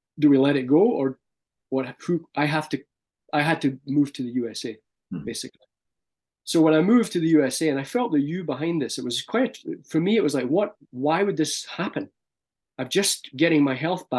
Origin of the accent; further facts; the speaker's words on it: Scotland, United Kingdom; moved away as an adult; as a Scottish person